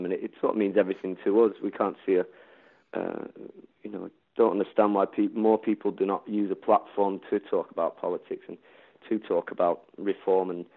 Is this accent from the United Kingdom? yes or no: yes; Doncaster, Yorkshire and the Humber, United Kingdom; moved away as an adult; Doncaster was... I mean, we've not been in Doncaster now for 4 years, but regardless, Doncaster was you know, a huge part in our lives